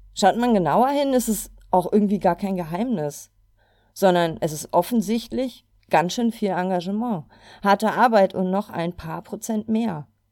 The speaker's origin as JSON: {"language": "German", "town": "Cologne", "region": "North Rhine-Westphalia", "country": "Germany", "said": "ich komme aus Köln"}